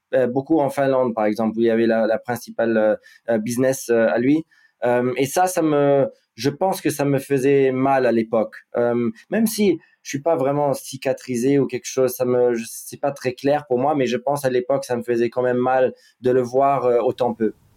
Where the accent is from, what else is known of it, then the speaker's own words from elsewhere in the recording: Monaco; also born or lived in Wiesbaden, Germany / Ibiza, Spain; la chance de grandir à Monaco. Euh, où j'ai fait toute ma vie scolaire et tout